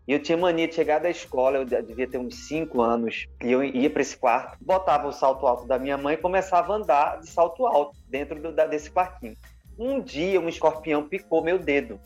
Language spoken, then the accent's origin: Portuguese; Campina Grande, Paraíba, Brazil; moved away as an adult; now in Rio de Janeiro, Brazil; eu sou paraibano e já estou há uns 15 anos no Rio de Janeiro. Eu comecei minha, minha história no, em Campina Grande, na Paraíba